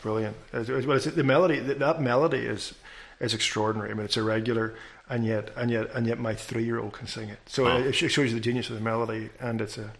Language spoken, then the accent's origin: English; Northern Ireland, United Kingdom; You know, I've always enjoyed being Irish. I've always enjoyed having essentially a Scotch-Irish heritage. And I've always enjoyed... I've also enjoyed growing up in a British education system.